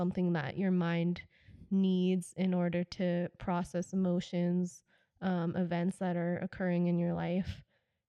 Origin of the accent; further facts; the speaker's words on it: United States; also born or lived in Tokyo; I'm an American and I grew up here